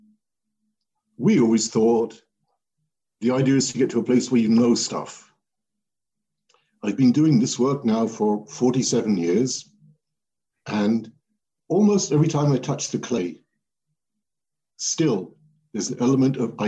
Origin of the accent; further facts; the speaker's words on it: Welwyn Garden City, East of England, United Kingdom; I grew up in England in a town called Welwyn Garden City, very boring town